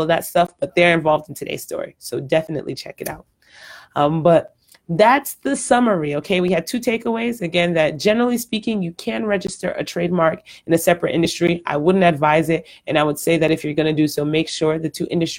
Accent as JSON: {"language": "English", "country": "Nigeria", "moved": "yes", "lives_now": "Houston, United States", "said": "I'm Nigerian"}